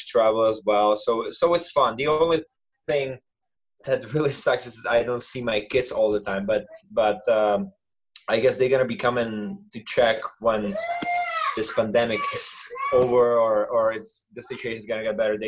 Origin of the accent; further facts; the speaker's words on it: Czechia; moved away as an adult; also born or lived in Canada; I play for my hometown. You know, my family is there